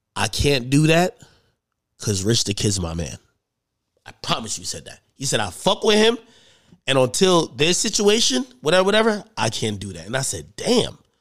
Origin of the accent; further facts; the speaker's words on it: New Jersey, United States; I'm from Jersey